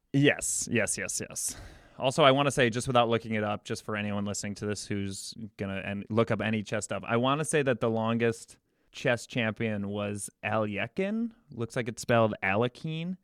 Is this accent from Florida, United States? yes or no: no; Chicago, Illinois, United States; I come from, I'm from Chicago